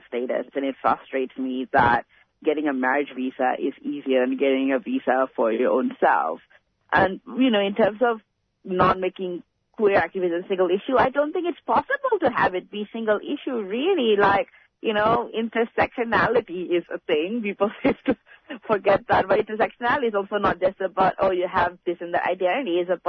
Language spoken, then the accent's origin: English; Malaysia; now in Australia; I come from Malaysia, where it's still very precarious to be queer or trans.